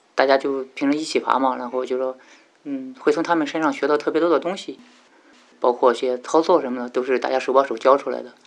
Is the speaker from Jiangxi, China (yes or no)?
no; Zibo, Shandong, China; moved away as an adult; now in Yangshuo, China; 然后就跟着他们在我们淄博那边爬县